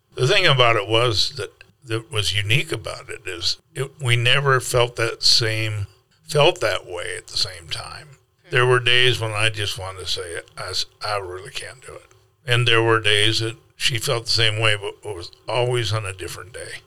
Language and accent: English; South Dakota, United States; also born or lived in Minnesota; now in Kansas City, United States; a boy from South Dakota